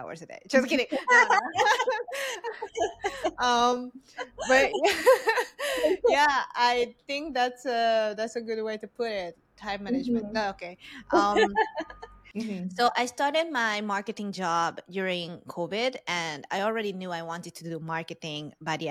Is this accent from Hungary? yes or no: yes; Hungary; English is a second language; moved away; I'm Hungarian Vietnamese, so I look Vietnamese, but I was born, raised in Hungary, and I learned English as a third or second language